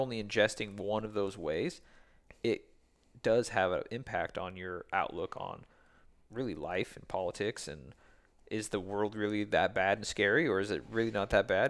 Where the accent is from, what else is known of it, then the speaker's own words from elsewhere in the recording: west of Seattle, Washington, United States; I'm west of Seattle